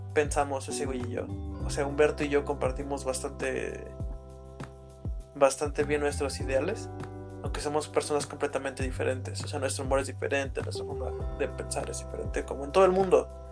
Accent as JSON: {"language": "Spanish", "country": "Mexico", "said": "aquí en mi país, bueno, aquí en México"}